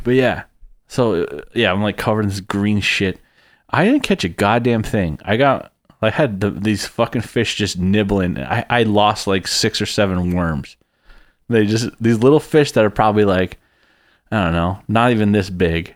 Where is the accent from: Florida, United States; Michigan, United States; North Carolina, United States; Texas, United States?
Texas, United States; I'm from Texas